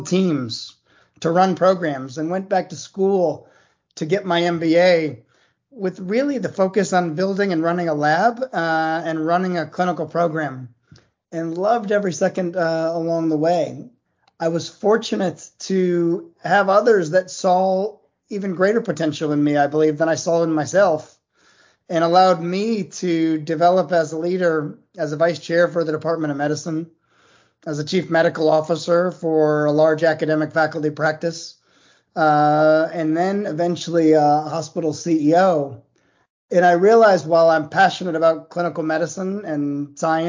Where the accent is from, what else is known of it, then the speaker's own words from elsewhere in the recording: Cleveland, Ohio, United States; moved away as an adult; also born or lived in Durham, North Carolina / New Haven, Connecticut; now in Charleston, United States; I grew up in Cleveland, Ohio